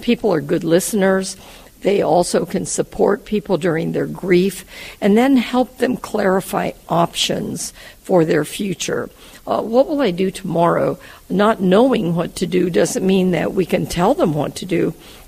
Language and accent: English; United States; I'm from the United States